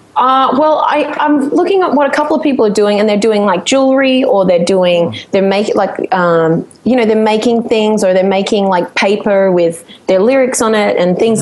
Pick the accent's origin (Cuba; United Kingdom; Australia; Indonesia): Australia; Sunshine Coast, Queensland; moved away as an adult; also born or lived in Brisbane; now in New York City, United States; I grew up on the Sunshine